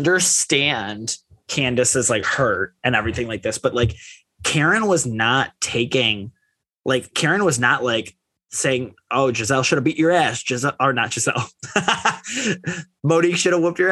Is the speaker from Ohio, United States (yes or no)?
yes; Ohio, United States; I'm from Ohio